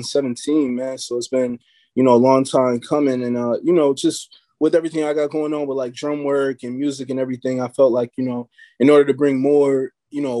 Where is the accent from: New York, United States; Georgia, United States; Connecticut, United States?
New York, United States; Buffalo; I'm from the East Side.